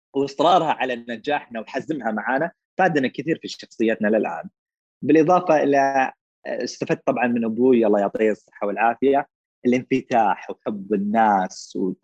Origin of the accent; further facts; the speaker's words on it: Eastern Province, Saudi Arabia; moved away as an adult; also born or lived in Riyadh; انا من اهل الشرقيه